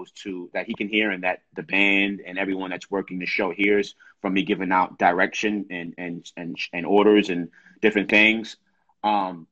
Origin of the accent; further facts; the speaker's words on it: New York City, New York, United States; me growing up in New York, and that being one of the places that I've always wanted to perform in as a young kid from New York and from the Bronx